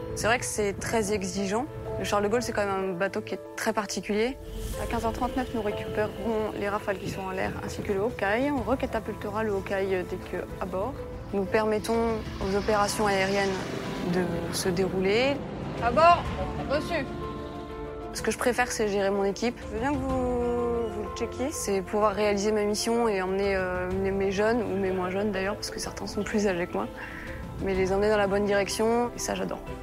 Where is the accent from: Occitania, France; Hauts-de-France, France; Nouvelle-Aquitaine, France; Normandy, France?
Nouvelle-Aquitaine, France; Limoges; je viens de Limoges